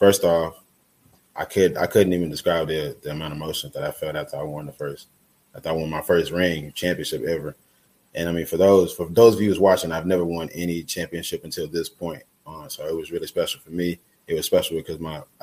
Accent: Texas, United States; moved away as an adult; now in Fargo, United States; back in my home state

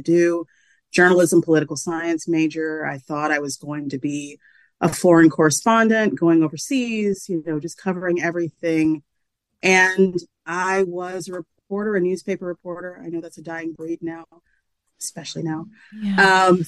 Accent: Macon, Georgia, United States; moved away; my newspaper was my hometown paper

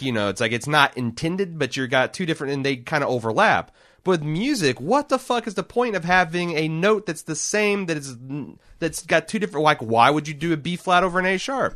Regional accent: Midwest, United States; I like growing up in the Midwest. I hate living here as an adult.

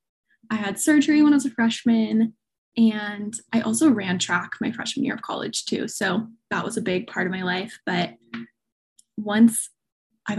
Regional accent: Southern California, United States; Born and raised Southern California

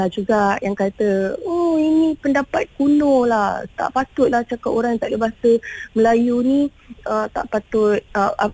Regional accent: Malaysia

